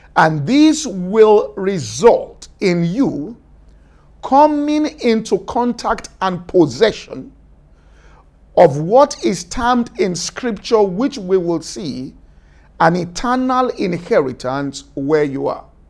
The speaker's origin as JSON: {"language": "English", "town": "Ibadan", "region": "Oyo", "country": "Nigeria", "tie": "born or raised there", "said": "I grew up in Ibadan"}